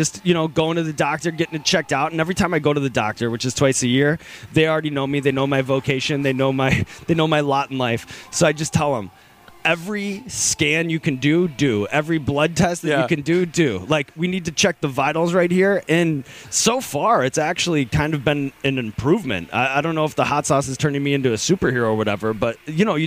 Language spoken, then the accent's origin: English; Northwest suburbs of Chicago, Illinois, United States; now in New York City, United States; I grew up in the Northwest suburbs surrounded by Cubs fans